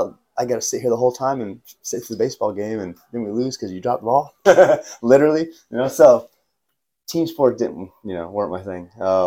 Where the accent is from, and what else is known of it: Virginia, United States; born or raised there; also born or lived in Savannah, Georgia